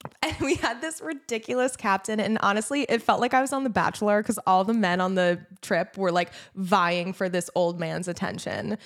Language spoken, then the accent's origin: English; New Jersey, United States; I'm from New Jersey